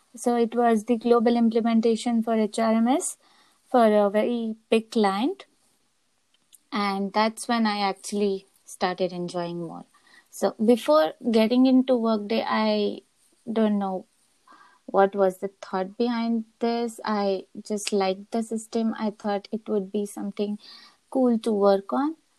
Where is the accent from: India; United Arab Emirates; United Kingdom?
India; moved away as an adult; now in Copenhagen, Denmark; I'm originally from India.